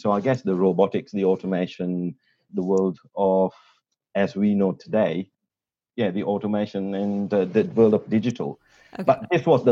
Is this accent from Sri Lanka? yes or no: yes; Sri Lanka; accent: a little bit of a British accent; moved away as an adult; now in Australia; I'm pretty much born and bred in Sri Lanka and came here to do my undergrad. And that was 25 years ago